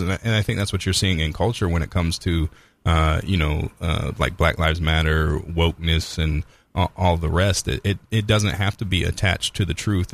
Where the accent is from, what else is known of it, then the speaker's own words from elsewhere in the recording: United States; we're American